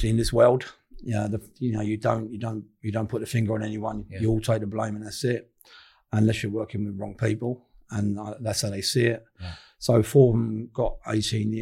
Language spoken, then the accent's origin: English; London, United Kingdom; I grew up in Camden Town